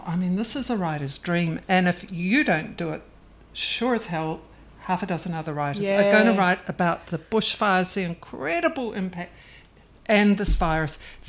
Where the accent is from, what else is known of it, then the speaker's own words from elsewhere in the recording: New Zealand; about growing up in New Zealand in the 60s.